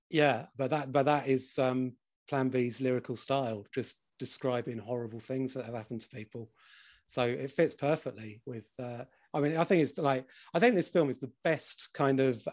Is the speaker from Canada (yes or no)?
no; London, United Kingdom; I am from South London